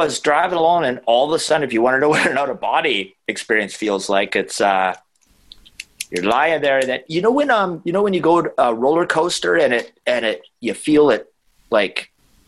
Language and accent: English; Vancouver Island, British Columbia, Canada; But I grew up on Vancouver Island